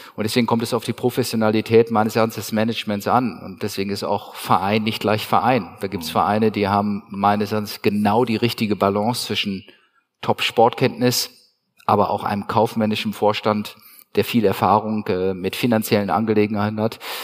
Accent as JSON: {"language": "German", "town": "Bielefeld", "region": "North Rhine-Westphalia", "country": "Germany", "said": "ich komme ja aus, aus Bielefeld oder aus Ostwestfalen"}